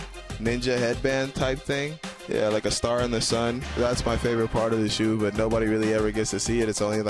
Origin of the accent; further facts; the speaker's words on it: Bahamas; I'm from the Bahamas